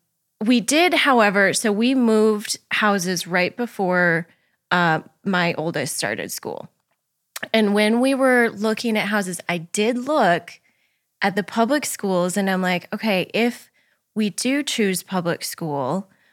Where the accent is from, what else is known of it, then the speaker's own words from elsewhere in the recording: Williston, North Dakota, United States; also born or lived in Colorado / Crosby, North Dakota; I went to public school up until about third grade. And so I was born in Colorado, went to the school system down there, then transferred up to Crosby, North Dakota, small town.